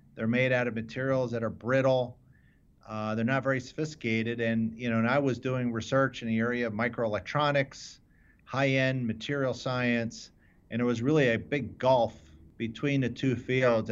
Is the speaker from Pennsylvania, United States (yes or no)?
yes; Philadelphia, Pennsylvania, United States; I grew up in the, in the suburbs of Philadelphia